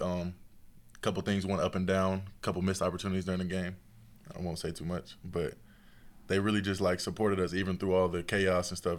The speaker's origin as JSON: {"language": "English", "region": "Tennessee", "country": "United States", "said": "being from Tennessee"}